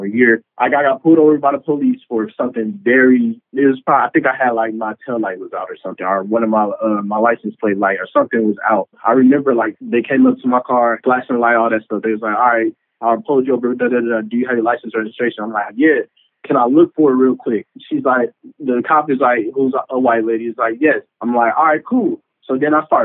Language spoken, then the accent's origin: English; Dayton, Ohio, United States; moved away as an adult; also born or lived in Arkansas / Washington, D.C.; I'm from Dayton, Ohio. I was born and raised there